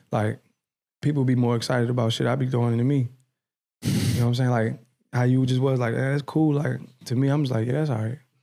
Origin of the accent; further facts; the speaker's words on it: Edgewood, United States; I'm from Edgewood. So, like, my, my hood, Edgewood